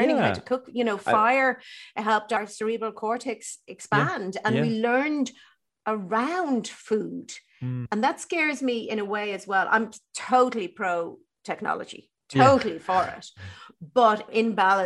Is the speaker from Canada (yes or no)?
no; Ireland; growing up in Ireland when I did